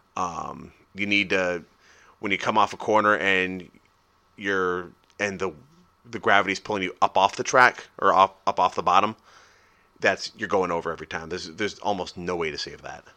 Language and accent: English; United States; I'm American